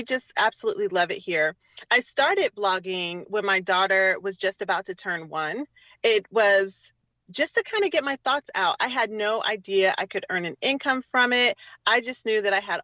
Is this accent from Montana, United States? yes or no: no; Durham, North Carolina, United States; moved away as an adult; also born or lived in Philadelphia, Pennsylvania; now in Oakland, United States; originally, I am from North Carolina, from Durham, North Carolina.